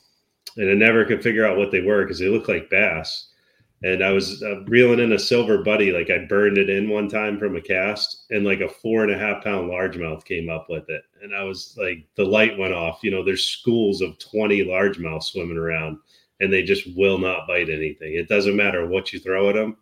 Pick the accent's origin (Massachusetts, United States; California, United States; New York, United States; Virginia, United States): Virginia, United States; moved away; I grew up down in Virginia and we ate fish, freshwater fish all the time.